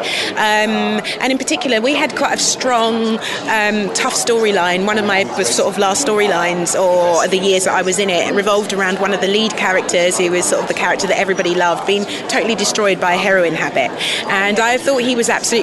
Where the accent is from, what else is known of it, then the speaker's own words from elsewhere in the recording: London, United Kingdom; I'm Streatham Vale, Streatham High Road, Streatham Vale